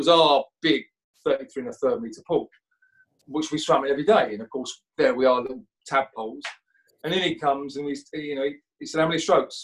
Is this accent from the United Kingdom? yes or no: yes; Essex, East of England, United Kingdom; I was this little kid from Essex.